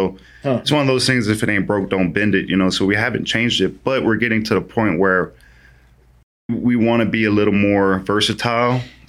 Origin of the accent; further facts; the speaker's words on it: Louisiana, United States; I'm coming from Louisiana where it's 45 degrees and that's freezing to us.